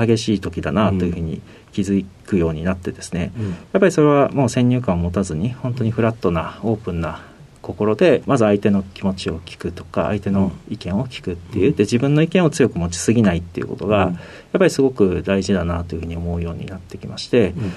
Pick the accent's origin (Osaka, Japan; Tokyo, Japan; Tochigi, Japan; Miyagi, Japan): Tochigi, Japan; Utsunomiya; moved away; 栃木県の宇都宮市ということなんですけど、当時は河内郡河内町というところで